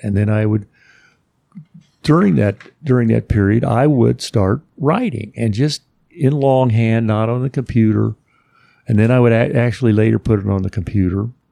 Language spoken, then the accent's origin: English; Indianapolis, Indiana, United States; we're both from Indianapolis, the Indianapolis area.